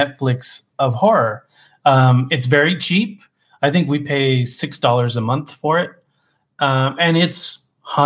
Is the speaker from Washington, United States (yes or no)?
no; Arizona, United States; moved away; We're originally from Arizona